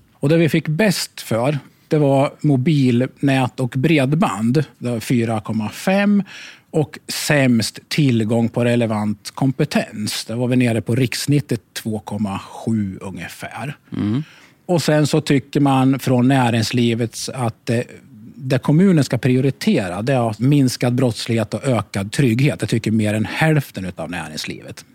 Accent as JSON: {"language": "Swedish", "town": "Katrineholm", "region": "Södermanland", "country": "Sweden", "tie": "born or raised there", "said": "2C, där är jag uppväxt"}